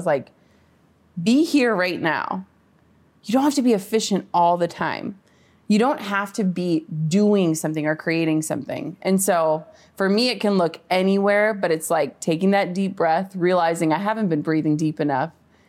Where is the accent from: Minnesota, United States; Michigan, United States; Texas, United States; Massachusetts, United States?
Minnesota, United States; I'm from Minnesota, like small town. So like traffic for us is like when the stoplight is red.